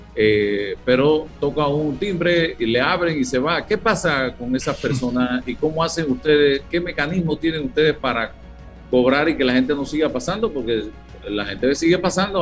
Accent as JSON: {"language": "Spanish", "country": "Panama", "said": "somos panameños"}